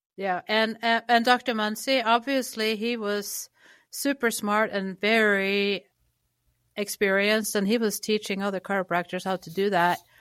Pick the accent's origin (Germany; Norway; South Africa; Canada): Norway; moved away; I grew up in Norway